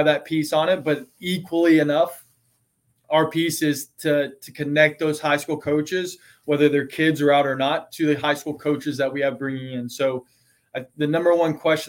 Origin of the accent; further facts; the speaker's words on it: East Texas, United States; moved away; I grew up in East Texas